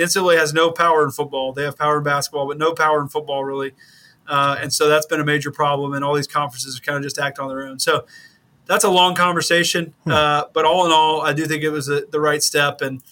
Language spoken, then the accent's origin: English; the South, United States; as a kid growing up in the South